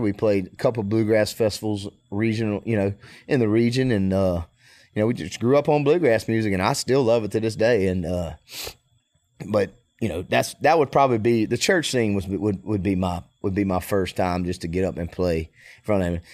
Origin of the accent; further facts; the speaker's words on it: Mississippi, United States; I'm from Mississippi